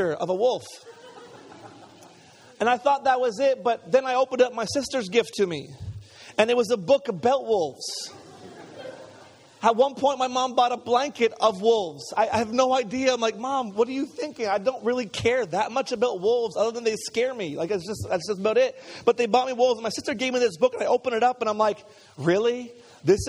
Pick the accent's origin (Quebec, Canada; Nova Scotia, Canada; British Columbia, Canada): Quebec, Canada; Montreal; I grew up in Montreal